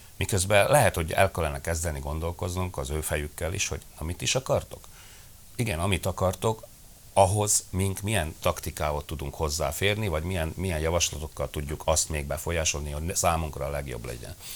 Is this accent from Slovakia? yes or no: yes; Felvidék, Slovakia; felvidéki közösségnek